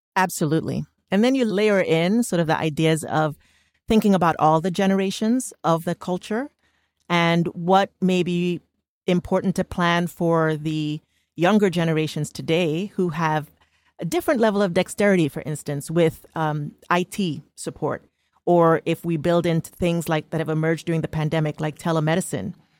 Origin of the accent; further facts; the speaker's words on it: Trinidad & Tobago; now in United States; born and raised in Trinidad and Tobago